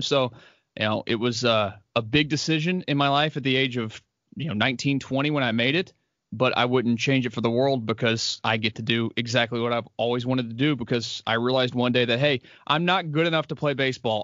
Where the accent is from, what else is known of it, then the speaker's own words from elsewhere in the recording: Houston, Texas, United States; born and raised, grew up out in Jersey